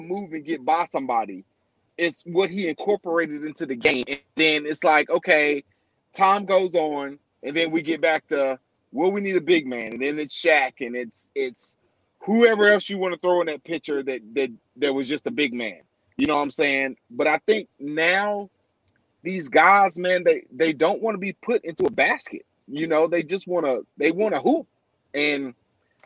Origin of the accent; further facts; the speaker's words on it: North Carolina, United States; I'm from North Carolina